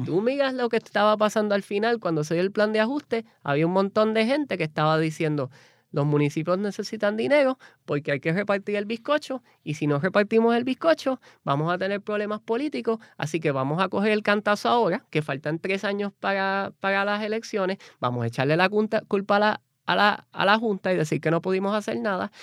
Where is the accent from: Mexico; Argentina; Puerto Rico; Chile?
Puerto Rico; San Juan; moved away as an adult; also born or lived in New Orleans; yo soy nacido y criado en Puerto Rico, eh, de Cupey